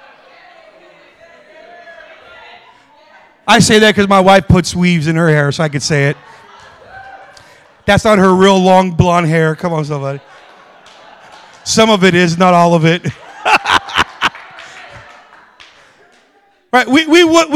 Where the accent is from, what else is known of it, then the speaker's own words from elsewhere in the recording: United States; also born or lived in Las Vegas; I'm American